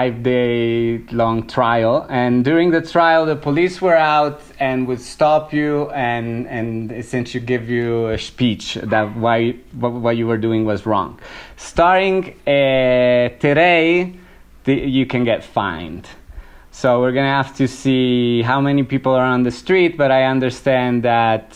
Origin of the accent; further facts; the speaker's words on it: province of La Spezia, Liguria, Italy; now in Bogota, Colombia; I come from the province of La Spezia